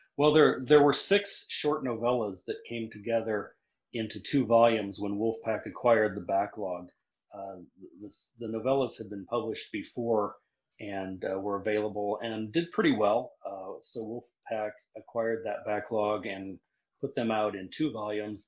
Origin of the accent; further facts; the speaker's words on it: Nebraska, United States; also born or lived in South Carolina; now in Missouri, United States; I grew up in Nebraska